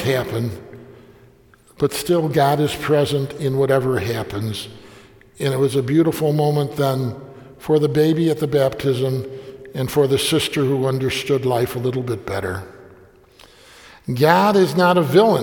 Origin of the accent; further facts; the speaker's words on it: Bari, Apulia, Italy; moved away; I say, Puglia, Bari